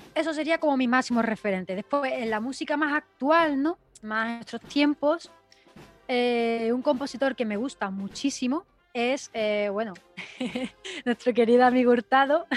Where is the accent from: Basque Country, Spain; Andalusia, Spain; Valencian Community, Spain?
Andalusia, Spain; La Palma del Condado; soy hermana del Nazareno de La Palma del Condado